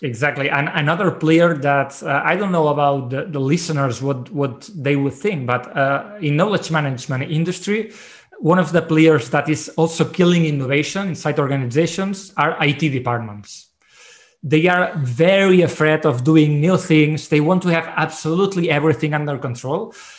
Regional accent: Barcelona, Catalonia, Spain; I'm from Barcelona.

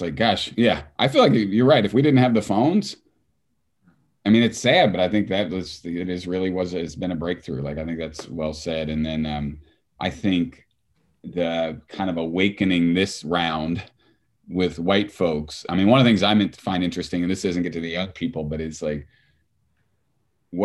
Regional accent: Southern Indiana, United States; a white guy growing up in Southern Indiana

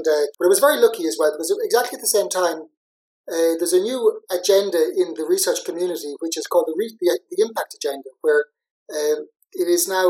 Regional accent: Athlone, Leinster, Ireland; moved away as an adult; also born or lived in Graz, Austria / Liverpool / Dublin; now in Coventry, United Kingdom; living in Dublin, I didn't really feel I had any authority or right to. Dublin can do with their statues what they want. But this statue was on the way to my hometown, Athlone.

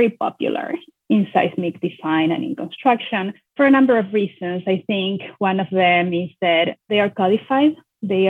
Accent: Argentina; moved away as an adult; also born or lived in Buenos Aires / Oregon; now in United States; I am born and raised in Argentina.

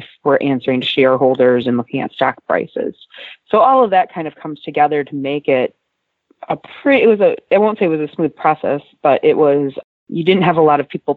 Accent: Traverse City, Michigan, United States; I was actually born and raised in Traverse City and ended up back here as an adult

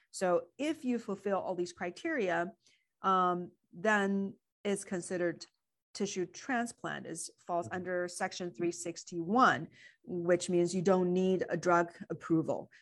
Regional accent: China; moved away; I grew up in China

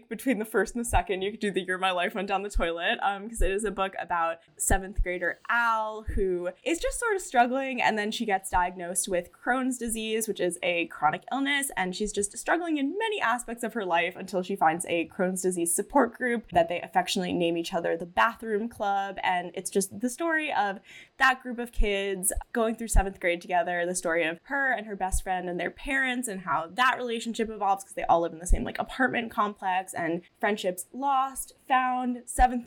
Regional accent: Long Island, New York, United States; I'm from Long Island

